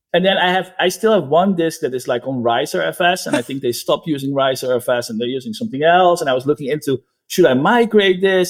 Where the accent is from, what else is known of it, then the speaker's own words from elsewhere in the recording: Netherlands; now in United States; I'm from the Netherlands, but I live in the United States.